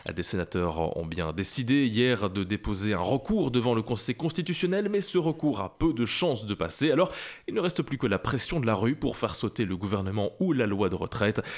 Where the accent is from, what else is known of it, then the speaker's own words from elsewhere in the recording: Belgium; Chez nous, en Belgique